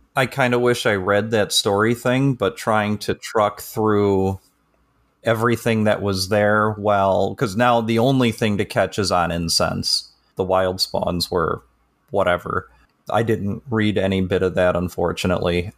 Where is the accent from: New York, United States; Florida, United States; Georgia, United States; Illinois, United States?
Illinois, United States; Chicago; I'm from the Northern Chicago area.